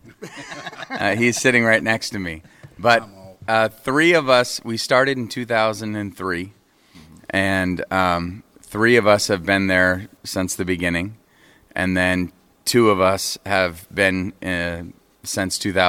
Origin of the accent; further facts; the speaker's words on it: New England, United States; now in Nashville, United States; uh from the United States, New England, live in Nashville, Tennessee